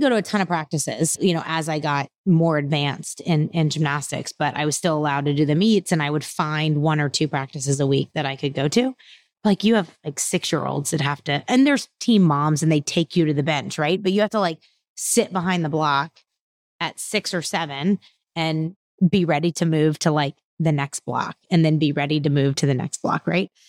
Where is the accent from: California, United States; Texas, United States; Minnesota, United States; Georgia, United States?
Texas, United States; Houston; I was raised outside of Houston, but most of my extended family is all still in Louisiana.